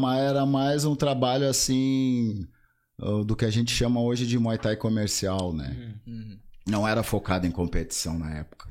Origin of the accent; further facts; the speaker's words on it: Porto Alegre, Rio Grande do Sul, Brazil; now in Alvorada, Brazil; nasci em Porto, nasci em Porto e depois mudei para Alvorada, já tô há uns vinte e poucos anos lá